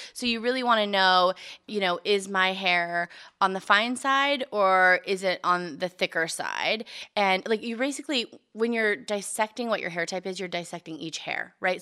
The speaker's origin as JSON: {"language": "English", "town": "Bakersfield", "region": "California", "country": "United States", "moved": "yes", "said": "I'm from Bakersfield"}